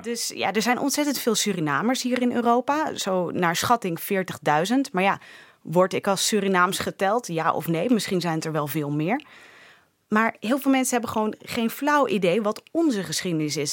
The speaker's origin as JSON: {"language": "Dutch", "town": "Leiden", "region": "South Holland", "country": "Netherlands", "accent": "super Hollands", "said": "ik kom eigenlijk uit Leiden"}